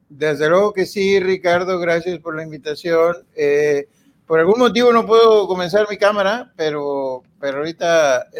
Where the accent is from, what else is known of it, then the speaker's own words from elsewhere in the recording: Coahuila, Mexico; yo soy de Coahuila